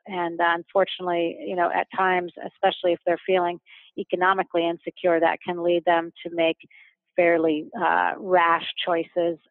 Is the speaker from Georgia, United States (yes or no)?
no; New York, United States; moved away as an adult; now in London, United Kingdom; I'm originally from New York, although I live in London now and have been living here for the last 2 years with my family